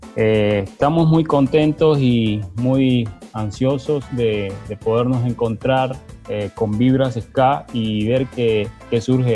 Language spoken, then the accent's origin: Spanish; El Salvador; also born or lived in Nicaragua; yo nací en Nicaragua y mis padres se volvieron de regreso a El Salvador durante el proceso de, paz en el 91 y vine a conocer acá. Así que me, eh, me fui formando en el Bajo Lempa